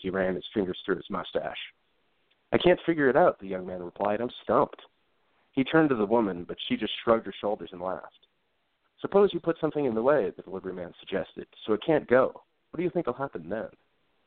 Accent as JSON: {"language": "English", "town": "Omaha", "region": "Nebraska", "country": "United States", "tie": "born or raised there", "also_born_or_lived": "West Coast", "moved": "as an adult", "lives_now": "Denver, United States", "said": "I grew up in Omaha, Nebraska, mainly in the Dundee neighborhood for the early part of my life"}